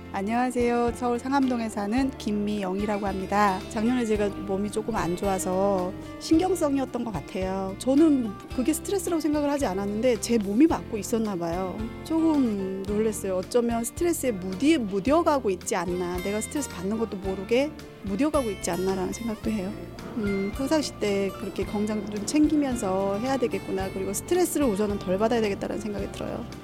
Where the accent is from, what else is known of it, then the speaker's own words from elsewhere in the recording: China; Korean is a second language; moved away as an adult; now in Seoul, South Korea; 저는 사실 중국 사람이에요. 한국에서 산 지 한 6년 됐어요.